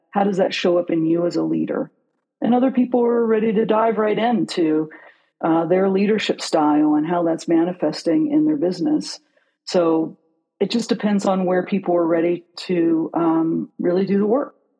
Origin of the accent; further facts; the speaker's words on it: outside of Pittsburgh, Pennsylvania, United States; moved away; also born or lived in Newton, West Virginia; I grew up outside of Pittsburgh, but I'm from West Virginia